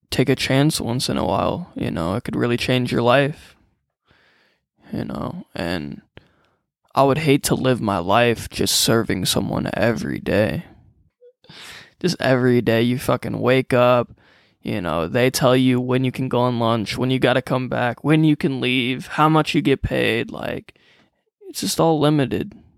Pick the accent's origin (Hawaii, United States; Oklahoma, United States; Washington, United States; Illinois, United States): Illinois, United States; Freeport; born and raised in Freeport, Illinois, about two hours from Chicago